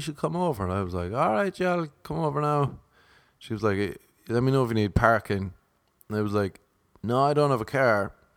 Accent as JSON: {"language": "English", "country": "Ireland", "said": "I'm Irish. I'm not Irish American."}